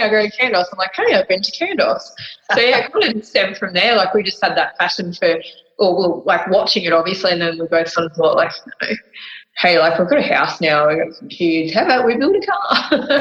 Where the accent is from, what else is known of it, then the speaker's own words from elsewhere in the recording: Oberon, New South Wales, Australia; We're from Oberon, so just near Bathurst